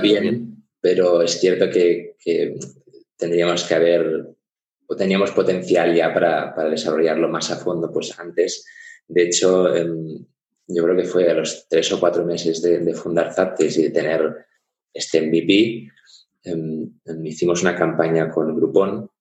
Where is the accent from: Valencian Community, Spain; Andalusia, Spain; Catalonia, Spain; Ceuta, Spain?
Catalonia, Spain; Barcelona; moved away as an adult; now in Munich, Germany; yo soy, soy de Barcelona, pero ya hace ocho años que, que vivo en Alemania, en Múnich porque soy medio alemán, medio español